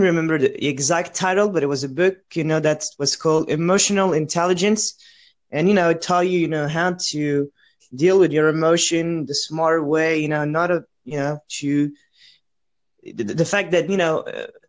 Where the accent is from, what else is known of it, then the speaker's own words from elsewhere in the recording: France; I come from France, and I'm a 19-year-old student